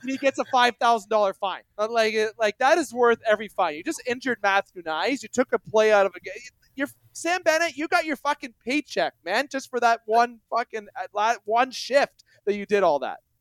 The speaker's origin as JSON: {"language": "English", "country": "Canada", "said": "I'm a Canadian boy"}